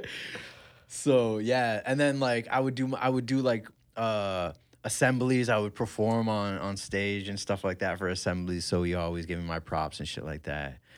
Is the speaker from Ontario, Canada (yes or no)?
yes; Kitchener, Ontario, Canada; I grew up in Country Hills